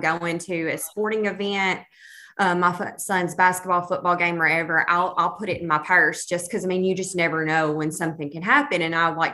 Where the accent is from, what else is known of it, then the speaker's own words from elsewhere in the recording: Tennessee, United States; I am from Tennessee. Actually, I'm in the northwest corner of Tennessee.